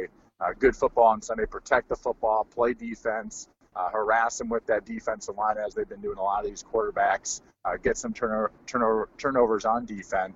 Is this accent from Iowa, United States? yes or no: yes; Eastern Iowa, United States; I grew up in Eastern Iowa